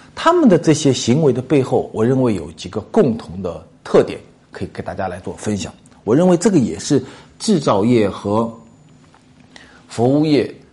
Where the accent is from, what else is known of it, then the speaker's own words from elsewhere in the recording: southern China, China; 咱们南方人